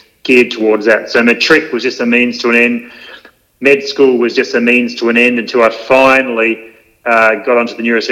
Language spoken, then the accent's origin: English; Ouse, Tasmania, Australia; also born or lived in Osterley, Tasmania / Hobart, Tasmania; I was born in Ouse, and I was at school there till about grade six, and then my dad decided he didn't want me to be a tractor driver or a boiler maker or something, and decided to move us down to Hobart for better education